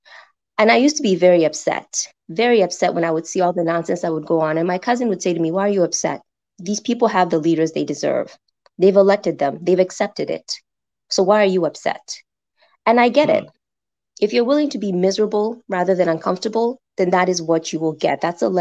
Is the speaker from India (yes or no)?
no; Kenya; Kenya, all